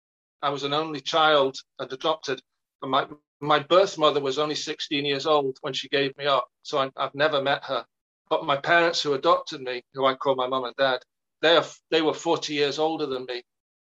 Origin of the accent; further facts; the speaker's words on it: England, United Kingdom; moved away as an adult; now in Scotland, United Kingdom; For university, I grew up in England and then moved up here and met my Elaine.